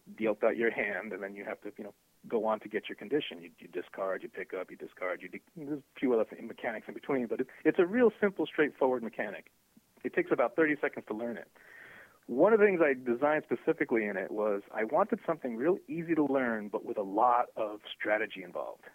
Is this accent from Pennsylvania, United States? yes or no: no; New York, United States; I'm from New York